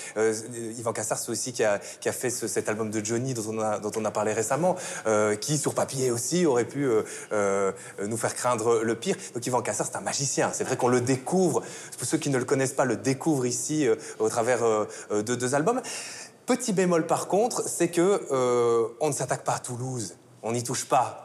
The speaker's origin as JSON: {"language": "French", "country": "Belgium", "said": "Je suis belge"}